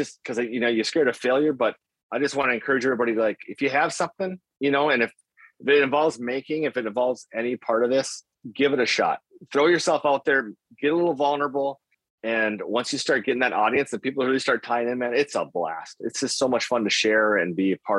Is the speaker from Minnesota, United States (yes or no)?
yes; Grand Rapids, Minnesota, United States; also born or lived in Bemidji, Minnesota; I grew up in Grand Rapids, Minnesota.